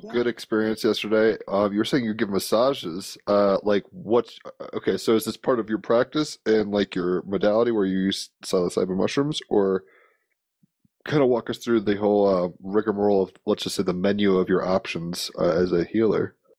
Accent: Virginia, United States; I mean I grew up in Virginia where Williamsburg is

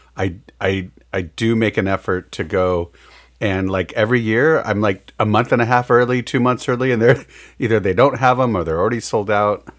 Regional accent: Midwest, United States; we're from the Midwest

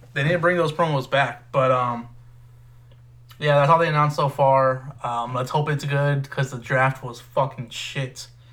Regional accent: Texas, United States; we're, we're from Texas, both of us

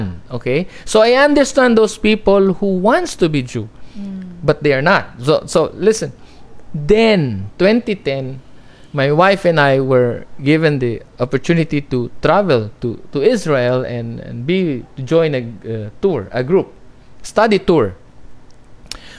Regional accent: Philippines; I'm a Filipino

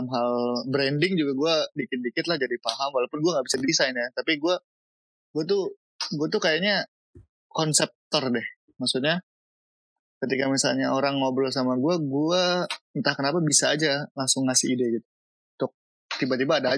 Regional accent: Bogor, West Java, Indonesia; kita orang Bogor, gue orang Bogor, gue jarang ke puncak sehingga orang Jakarta lebih tahu puncak daripada gue.

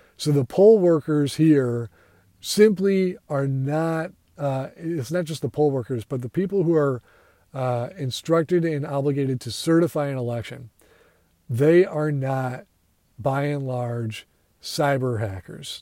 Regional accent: United States; I am an American

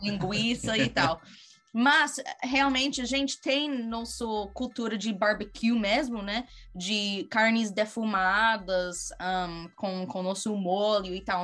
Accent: United States; Portuguese is a second language; also born or lived in Brazil / Australia; eu sou norte-americana

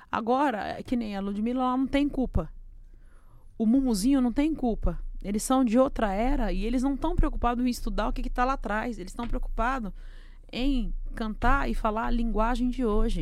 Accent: Brazil; eu sou brasileiro

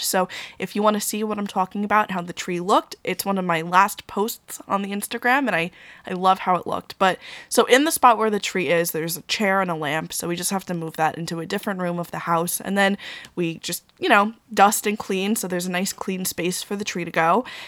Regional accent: Long Island, New York, United States; also born or lived in Queens, New York; I'm from Long Island

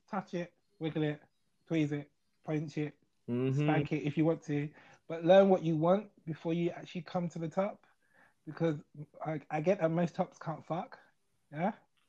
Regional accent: London, United Kingdom; I'm now from South London.

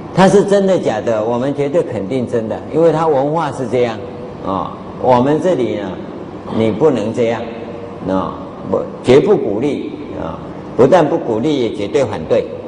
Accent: Taiwan; 啊，我们台湾话叫夸夸钟啊

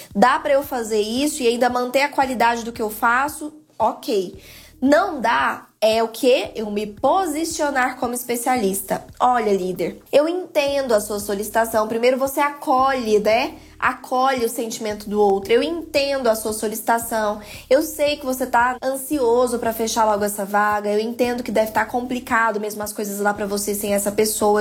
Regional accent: Goiás, Brazil; Aqui na minha casa, eu uso, né, gírias aqui do Goiás, aqui da minha terrinha

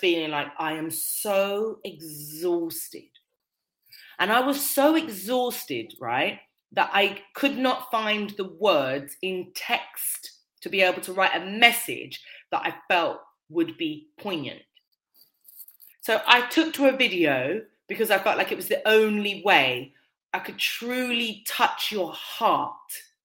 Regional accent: United Kingdom; I'm of West Indian heritage, but I'm born and raised in Britain

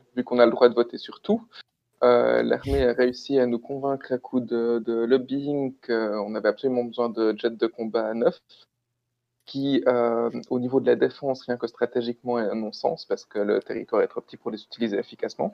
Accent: Switzerland; chez nous en Suisse

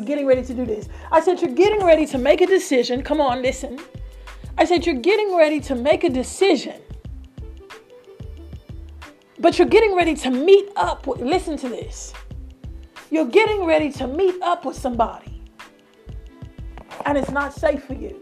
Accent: United Kingdom; accent: British; my accent, so it's a British accent

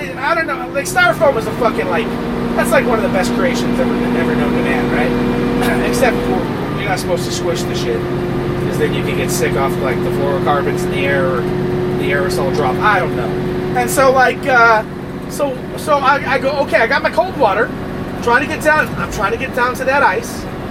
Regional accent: Brooklyn, New York, United States; also born or lived in New Jersey / California; Anyways, Brooklyn, what's up? Shout out. And, okay, I grew up in Brooklyn, I moved to Jersey, and then I moved to fucking Cali.

